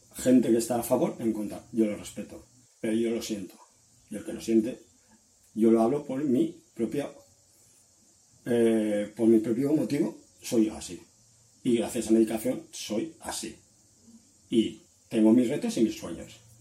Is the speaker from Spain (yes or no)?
yes; Valencia, Valencian Community, Spain; soy de Valencia, de España